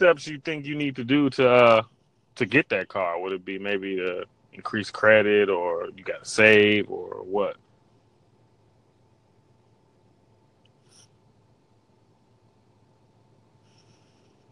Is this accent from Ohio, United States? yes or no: yes; Springfield, Ohio, United States; also born or lived in Gary, Indiana; I grew up in Springfield, Ohio